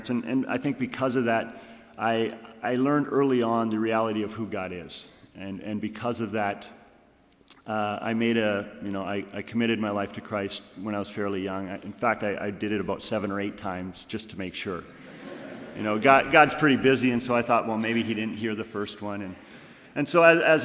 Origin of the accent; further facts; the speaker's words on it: Kitchener, Ontario, Canada; also born or lived in British Columbia; now in Goshen, United States; I grew up in Kitchener, Ontario.